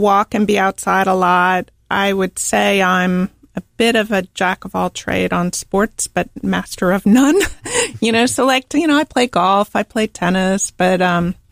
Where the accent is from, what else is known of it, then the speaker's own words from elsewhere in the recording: Arlington, Virginia, United States; moved away as an adult; also born or lived in Charlottesville, Virginia / Charlotte, North Carolina; now in Charleston, United States; I am originally from Arlington, Virginia